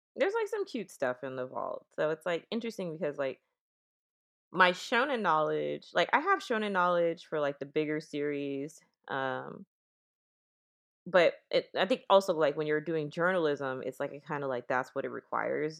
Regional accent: Oakland, California, United States; I'm from Oakland

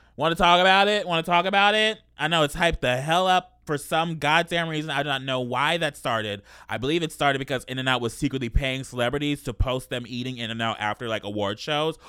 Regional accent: Los Angeles, California, United States; born or raised there

